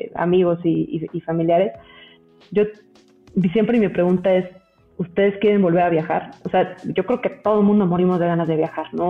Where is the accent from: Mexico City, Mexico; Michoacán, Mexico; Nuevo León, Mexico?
Mexico City, Mexico; yo, yo soy mexicana, toda la vida he vivido en la Ciudad de México